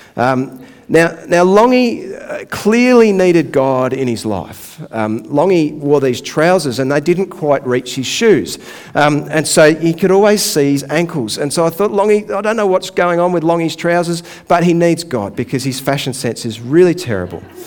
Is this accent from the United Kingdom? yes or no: no; Donvale, Victoria, Australia; I actually grew up not far from here. I grew up in Donvale.